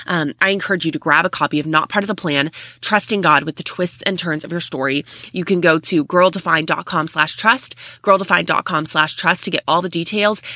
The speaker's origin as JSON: {"language": "English", "region": "Texas", "country": "United States", "said": "So almost everyone in the family is above 6 feet tall, and we're from Texas. So everything really is bigger in Texas, if you were wondering."}